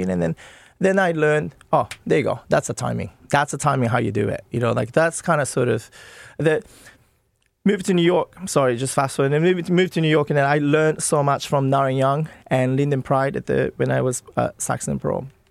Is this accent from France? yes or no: no; Nagano, Japan; moved away; I'm from Nagano